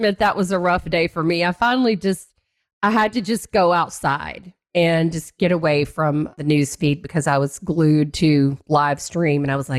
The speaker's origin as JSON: {"language": "English", "region": "Tennessee", "country": "United States", "said": "So I thought it would be good to split time between Florida and my home state of Tennessee."}